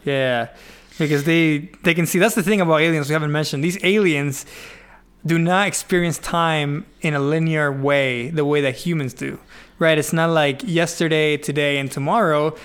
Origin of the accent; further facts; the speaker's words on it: Venezuela; I am from Venezuela